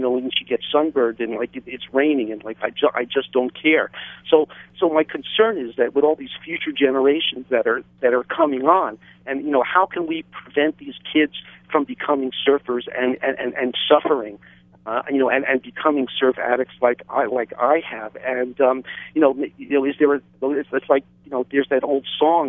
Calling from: Hawaii, United States; I'm calling from the Big Island

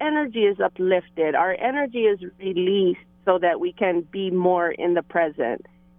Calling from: Hilo, Hawaii, United States; Well, aloha, Bird and Meli and Kiana. I'm calling in from Hilo today.

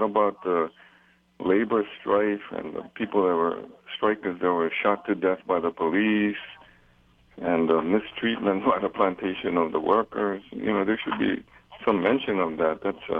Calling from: Honolulu, Hawaii, United States; I'm calling from Makiki

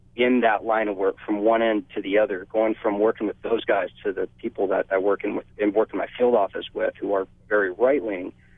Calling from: Kahuku, Hawaii, United States; I'm calling from Kahuku

